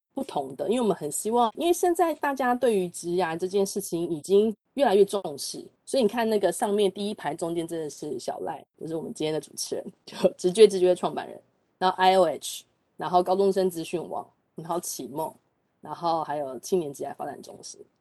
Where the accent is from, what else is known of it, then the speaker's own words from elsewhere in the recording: Shulin, New Taipei, Taiwan; 我是在树林的小乡下长大的，我到国中的时候有这个机会可以到台北念书